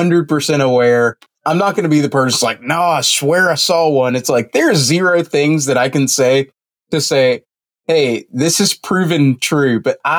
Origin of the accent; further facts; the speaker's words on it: Atlanta, Georgia, United States; I grew up near Hartsfield Airport, so I know what a plane light looks like.